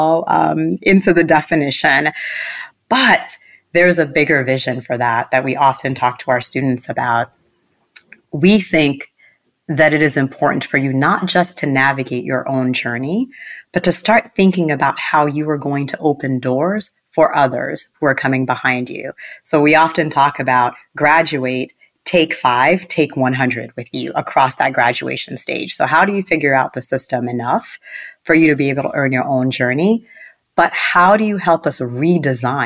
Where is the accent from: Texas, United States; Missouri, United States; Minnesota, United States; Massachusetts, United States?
Massachusetts, United States; Boston; also born or lived in Port-au-Prince, Haiti; I grew up in Mattapan, Massachusetts